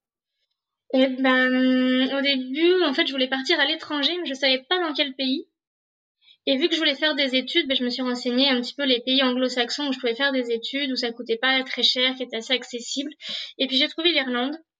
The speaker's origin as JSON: {"language": "French", "country": "France", "tie": "born or raised there", "also_born_or_lived": "Dublin, Ireland", "first_language": "French", "said": "C'est ma langue natale, mon pays natal."}